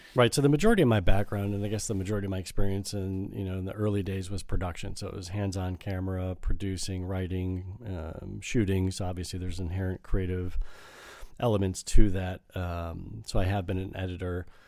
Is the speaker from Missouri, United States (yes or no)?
no; northwest suburbs of Chicago, Illinois, United States; moved away as an adult; also born or lived in Evanston, Illinois; I grew up on the north, uh, west suburbs of Chicago